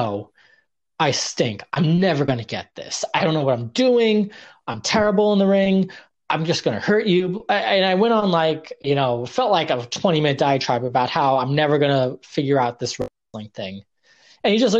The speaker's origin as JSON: {"language": "English", "region": "New York", "country": "United States", "tie": "born or raised there", "also_born_or_lived": "Oregon", "said": "growing up in New York"}